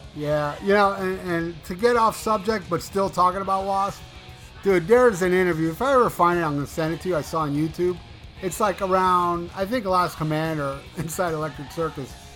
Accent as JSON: {"language": "English", "town": "Hialeah", "region": "Florida", "country": "United States", "tie": "born or raised there", "also_born_or_lived": "Miami Beach, Florida", "said": "I was raised in Hialeah, Florida"}